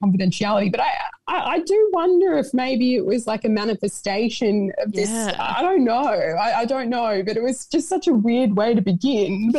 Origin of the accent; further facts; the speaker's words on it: Sydney, New South Wales, Australia; moved away; also born or lived in Broome; I'm from Sydney, I guess, but I sort of feel like I live everywhere at the moment